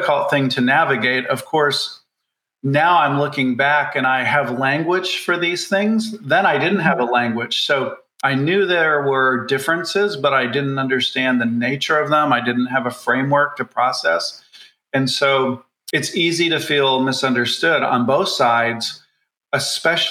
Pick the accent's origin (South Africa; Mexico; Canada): Canada; I grew up in Canada in a town that was highly, highly unionized